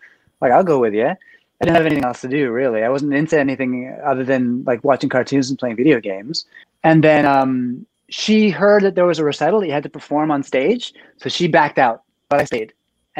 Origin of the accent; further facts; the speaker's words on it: Canada; also born or lived in Manila, Philippines / Vancouver, Canada / Calgary, Canada; So I was born in the Philippines. I lived in Manila for, a little while there. And then we moved to Canada when I was very young, like 3 or 4. So I lived in Vancouver and lived in Calgary.